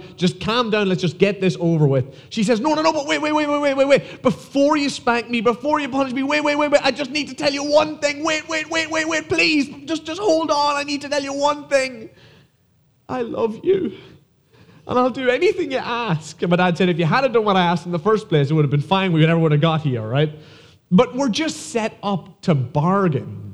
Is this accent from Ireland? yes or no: yes; Ireland; moved away as an adult; now in United States; as you can tell from my accent, I'm not from here, I am from Ireland